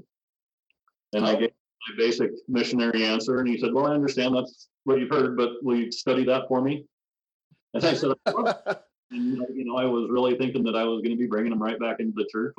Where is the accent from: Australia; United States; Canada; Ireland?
United States; Rexburg, Idaho; also born or lived in Walla Walla, Washington / Phoenix, Arizona / Provo, Utah / Salt Lake City, Utah; I was born in Walla Walla, Washington. We ended up in Phoenix, Arizona until I was 10. And then grew up the rest of the time right outside of Rexburg, Idaho